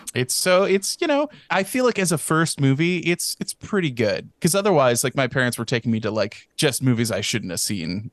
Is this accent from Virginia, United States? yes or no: no; Texas, United States; I didn't go into the kindergarten here